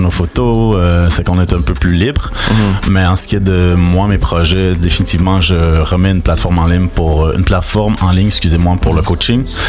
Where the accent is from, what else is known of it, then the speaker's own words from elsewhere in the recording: Laurentides, Quebec, Canada; also born or lived in Montreal; de Montréal. Mais j'ai grandi dans les Laurentides